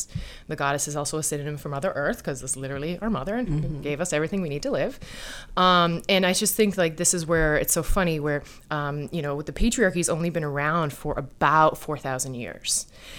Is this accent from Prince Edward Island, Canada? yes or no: no; Newfoundland and Labrador, Canada; Oh, I'm a Newfoundlander. The island always calls out to me.